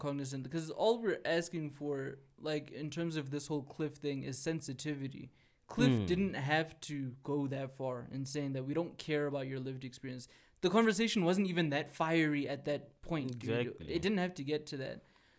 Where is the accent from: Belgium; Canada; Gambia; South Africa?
South Africa; Okay, of course, I don't speak like a normal South African, right?